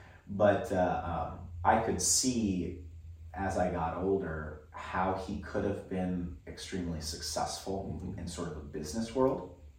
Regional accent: Philippines; now in United States; one thing that's unique about growing up in the Philippines, or the fact that my parents chose to live in the Philippines, is that both of them were raised overseas.

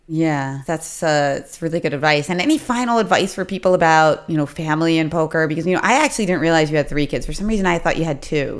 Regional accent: Philadelphia, Pennsylvania, United States; accent: Philadelphia; my crazy Philadelphia mispronunciations

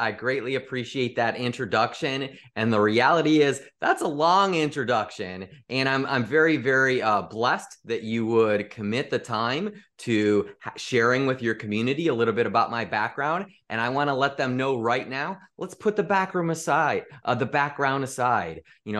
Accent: Chicago, Illinois, United States; He was a sales manager in the Midwest because I grew up in the Chicagoland area.

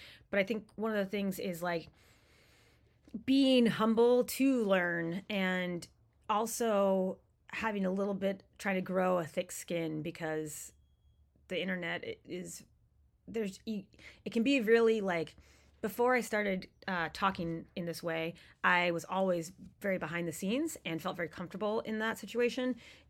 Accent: East Coast, United States; And it was still so important to me growing up on the East Coast.

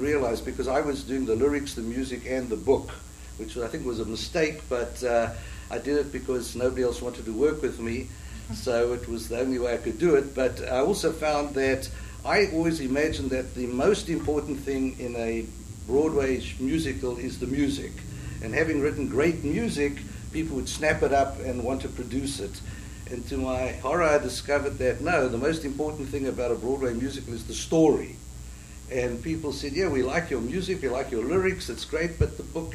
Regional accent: South Africa; moved away as an adult; now in New York, United States; I come from South Africa, and I immigrated to the States 32 years ago

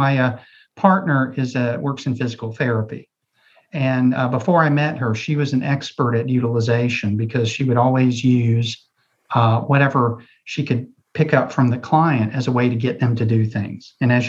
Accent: Ohio, United States; Oh, you're from Ohio. Okay. Yeah, I'm from Ohio too.

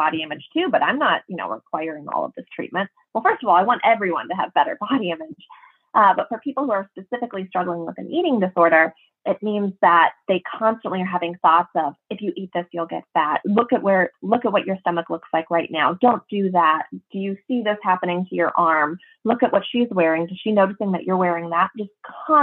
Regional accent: Minnesota, United States; I'm from Minnesota

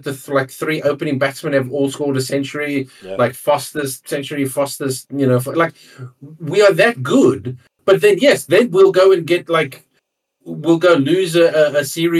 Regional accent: South Africa; accent: English-speaking South African; moved away as an adult; now in Australia; My accent is common amongst more English-speaking South Africans.

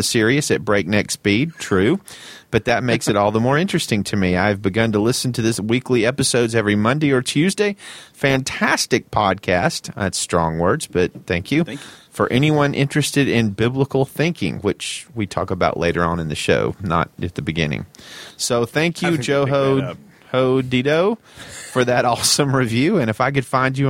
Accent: the South, United States; We're from the South

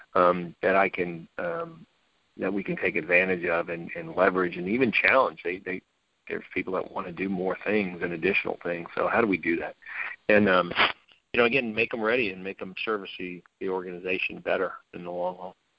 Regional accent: New Orleans, Louisiana, United States; moved away; I'm from New Orleans, born and raised

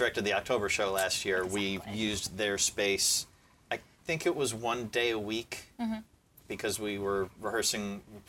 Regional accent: Hatboro, Pennsylvania, United States; being a kid growing up in Hatboro.

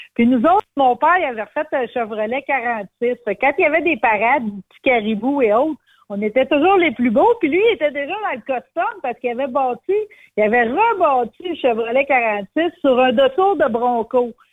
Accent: Quebec, Canada; Je suis une bonne Québécoise, descendante de coureur des bois

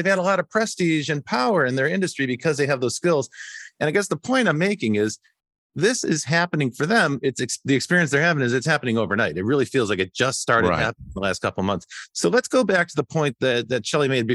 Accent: Midwest, United States; when I grew up in the Midwest in the 1980s, the auto factories and the tire factories and all the suppliers to the auto industry were going out of business.

